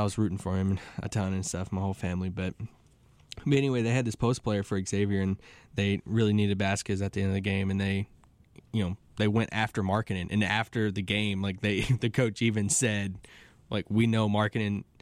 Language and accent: English; Kentucky, United States; growing up in Kentucky, you know, everybody just bleeds Kentucky basketball